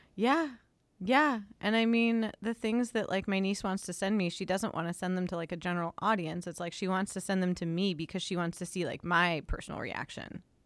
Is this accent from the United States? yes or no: yes; Los Angeles, California, United States; my hometown newspaper of the L A Times